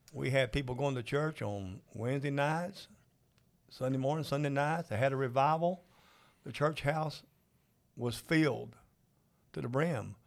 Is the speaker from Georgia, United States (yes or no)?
yes; Georgia, United States; I'm from Georgia